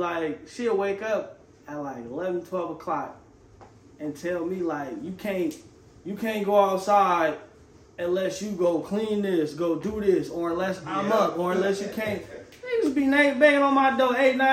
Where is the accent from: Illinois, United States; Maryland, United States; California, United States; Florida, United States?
California, United States; Vallejo; also born or lived in Fairfield, California; I'm originally from Vallejo, born in Vallejo